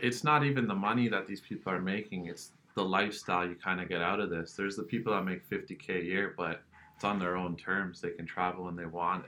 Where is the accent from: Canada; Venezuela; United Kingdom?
Canada; Kitchener, Ontario; I'm from the Kitchener Waterloo area, so I've pretty much been exposed to the tech entrepreneur scene my whole life.